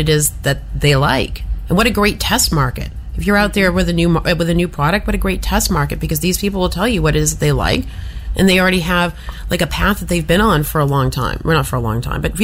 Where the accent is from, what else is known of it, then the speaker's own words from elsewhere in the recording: Massachusetts, United States; moved away; I'm from Massachusetts originally, and I'm from a very old New England town